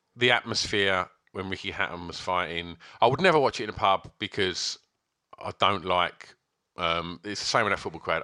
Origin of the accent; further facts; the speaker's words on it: England, United Kingdom; I do like being English